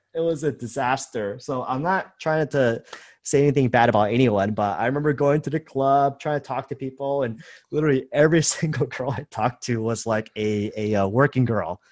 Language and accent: English; United States; moved away as an adult; also born or lived in Thailand / Vietnam; I was born and raised in America